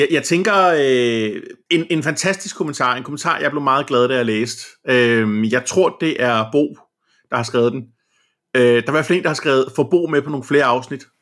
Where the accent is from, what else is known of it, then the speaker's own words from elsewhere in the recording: Denmark; omvendt, så er vi danskere